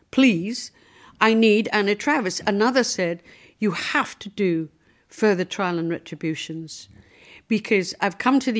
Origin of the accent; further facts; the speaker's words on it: Liverpool, North West England, United Kingdom; Well, the reality was, you know, I came from Liverpool. I was short with red hair.